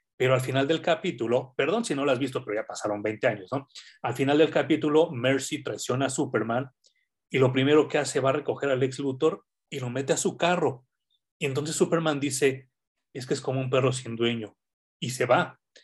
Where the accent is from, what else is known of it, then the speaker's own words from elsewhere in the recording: Mexico; como sociedad mexicana